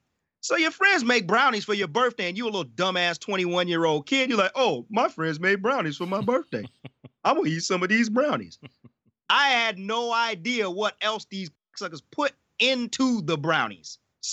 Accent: the Midwest, Michigan, United States; He like me, grew up in the Midwest, and growing up in the Midwest, in particular, if you grew up in the 313, you grew up outside of Detroit

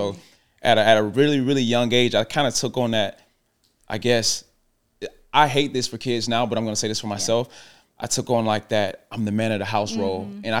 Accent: Atlanta, Georgia, United States; also born or lived in Goodwater, Alabama; I was actually born in small town called Goodwater, Alabama. So I was like transitioning from Goodwater, Alabama to Atlanta, Georgia.

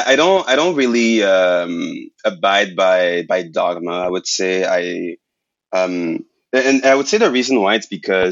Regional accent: Montreal, Quebec, Canada; first language French; English is a second language; moved away; I'm from Quebec. So, like, I'm from Montreal. Mm-hmm. And, like, I was born and raised, like, French.

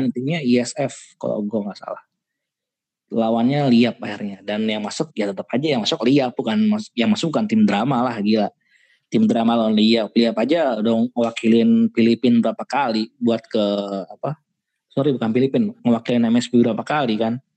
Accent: Indonesia; now in Malaysia; Bertiga sama sebagai orang Indo.

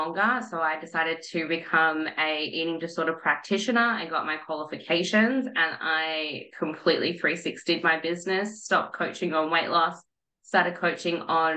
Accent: Melbourne, Victoria, Australia; moved away; I'm originally from Melbourne

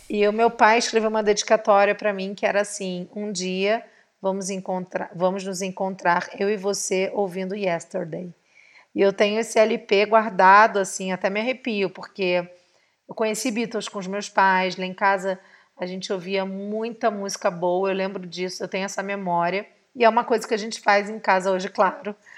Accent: Rio de Janeiro, Brazil; como uma boa carioca, nascida e criada em Santa Teresa, moradora da Tijuca

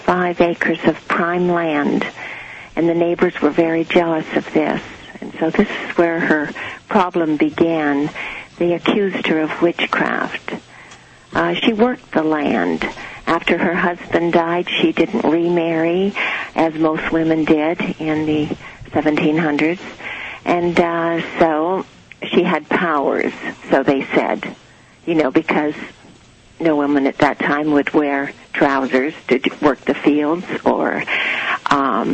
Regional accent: Canada; now in Virginia Beach, United States; when I first came to this country, I'm a Canadian

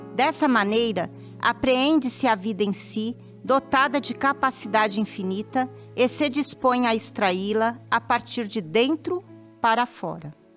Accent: São Paulo, Brazil; moved away as an adult; pude voltar ao meu estado natal, São Paulo, e fixar residência

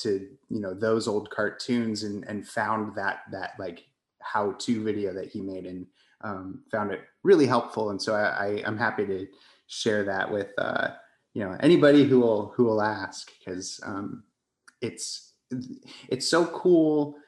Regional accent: Colorado, United States; moved away as an adult; also born or lived in New York; So I guess I am originally from Colorado. I grew up in a tiny mountain town west of Colorado Springs

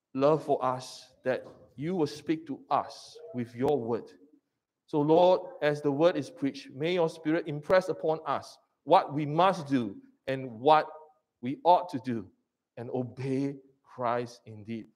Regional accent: Singapore; I'm a Singaporean.

